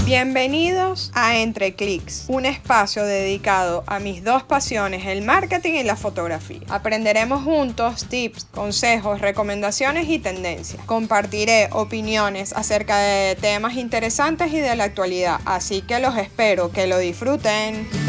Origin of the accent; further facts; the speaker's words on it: Venezuela; moved away as an adult; now in Panama; Soy venezolana tal cual lo dices, me vine a Panamá hace seis años